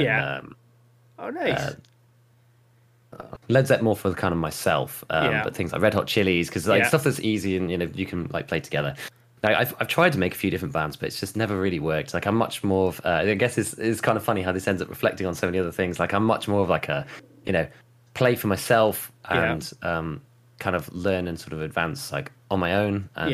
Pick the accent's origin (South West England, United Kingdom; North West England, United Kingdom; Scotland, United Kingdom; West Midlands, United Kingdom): West Midlands, United Kingdom; I grew up in the West Midlands, out in the countryside, basically